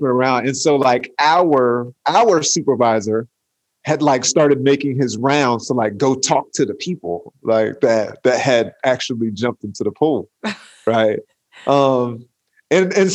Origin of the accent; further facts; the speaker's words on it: Atlanta, Georgia, United States; I'm from Atlanta